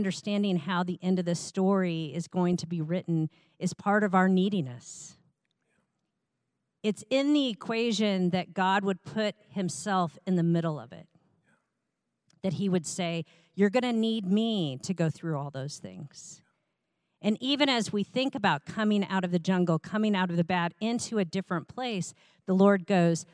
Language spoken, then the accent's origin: English; Iowa, United States; I was raised in the Midwest in Iowa